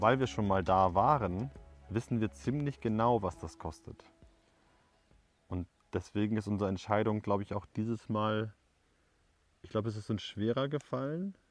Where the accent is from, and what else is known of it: Germany; moved away as an adult; now in Paraguay